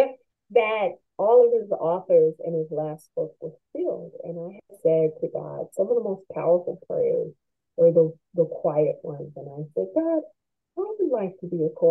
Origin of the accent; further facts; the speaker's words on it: United States; I'm American